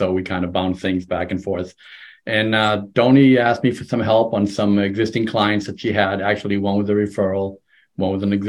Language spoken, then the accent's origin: English; Foxborough, Massachusetts, United States; I'm from the Boston, Massachusetts area, actually down in Foxborough near the Patriots Gillette Stadium